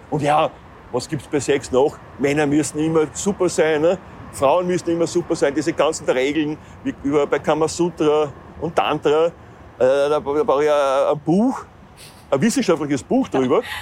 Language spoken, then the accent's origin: German; Austria; meiner Heimat Österreich.